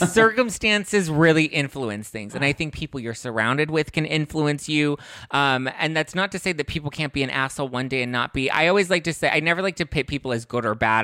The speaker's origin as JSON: {"language": "English", "town": "Los Angeles", "region": "California", "country": "United States", "tie": "born or raised there", "said": "I grew up in Los Angeles"}